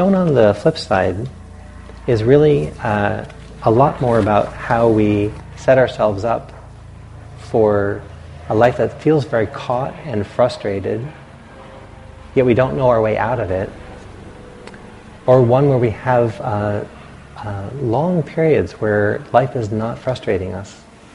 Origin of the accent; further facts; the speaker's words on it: the Atlantic coast, East Coast, United States; moved away; I grew up on the Atlantic